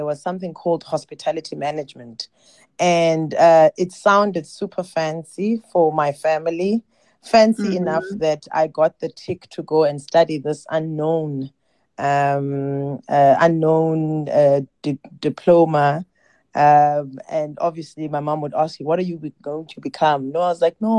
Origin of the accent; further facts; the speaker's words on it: East London, Eastern Cape, South Africa; moved away as an adult; also born or lived in Ekala, Eastern Cape; now in Cape Town, South Africa; I was born in Ekala, which is a rural village. And because of studies, my mom moved us to a small town called East London, where I completed my primary and high school.